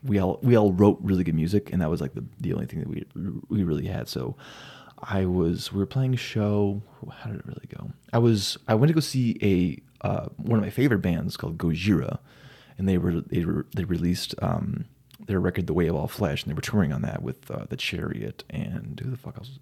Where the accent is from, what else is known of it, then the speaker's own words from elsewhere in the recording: Silver City, New Mexico, United States; moved away as an adult; now in Phoenix, United States; I grew up in New Mexico